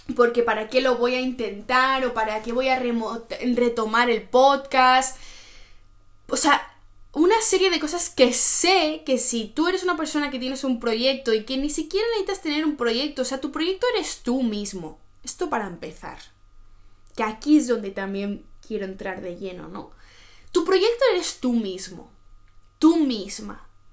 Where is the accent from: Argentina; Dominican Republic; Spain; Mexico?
Spain; moved away as an adult; now in Oslo, Norway; yo ya me fui de, de, mi país, yo me fui de España, me fui a mi otro país, que es acá en Noruega, donde yo vivo actualmente